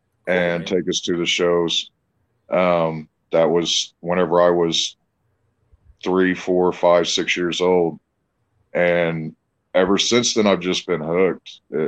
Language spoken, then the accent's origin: English; Evansville, Indiana, United States; Well, I grew up in Southwest Indiana, in Evansville, Indiana.